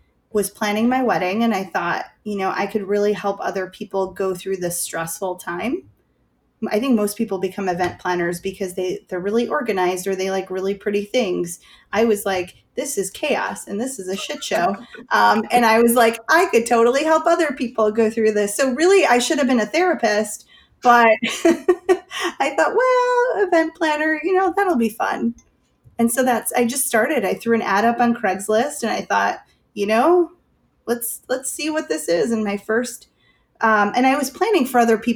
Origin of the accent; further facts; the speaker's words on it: Chicago, Illinois, United States; I'm from Chicago